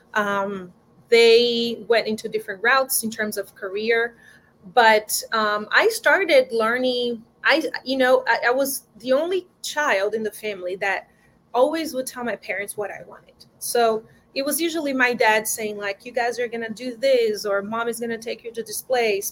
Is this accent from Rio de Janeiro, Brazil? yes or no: no; João Pessoa, Paraíba, Brazil; English is a second language; moved away as an adult; now in Los Angeles, United States; I was born in João Pessoa, it's a small city in the northeast of Brazil, right by the coast.